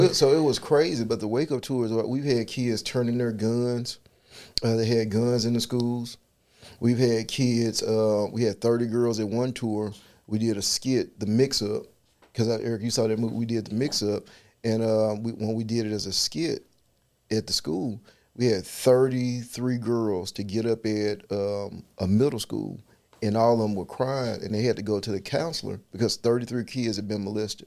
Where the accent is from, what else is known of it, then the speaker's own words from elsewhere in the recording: Memphis, Tennessee, United States; I'm from South Memphis